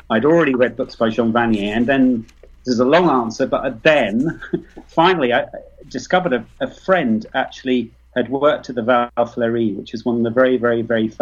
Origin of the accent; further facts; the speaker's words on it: United Kingdom; accent: British; also born or lived in Leicester; Well, I was born near London, so I'm extremely British.